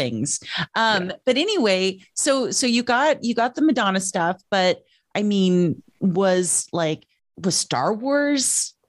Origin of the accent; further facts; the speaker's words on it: Yucca Valley, California, United States; also born or lived in New Mexico / Texas / Utah / Illinois; I was born in New Mexico, lived in California, moved to Texas, went back to California, went back to Texas, went back to California, went to Utah, went to Belleville, Illinois, went to, and then from 12 to 18, I lived in Yucca Valley, Joshua Tree, California.